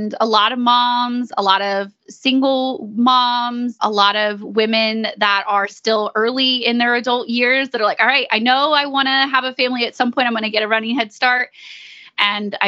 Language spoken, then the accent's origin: English; East Texas, United States; We are from East Texas